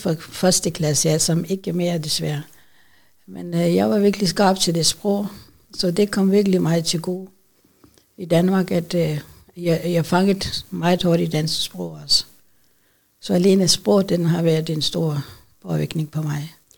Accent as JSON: {"language": "Danish", "country": "Pakistan", "second_language": "Danish", "moved": "as an adult", "lives_now": "Odense, Denmark", "said": "jeg kommer fra Pakistan, øh, starten af 1970"}